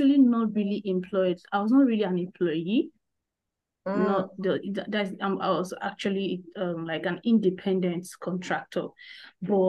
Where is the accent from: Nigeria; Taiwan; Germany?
Nigeria; I'm a Nigerian, so having this conversation all the way from Africa.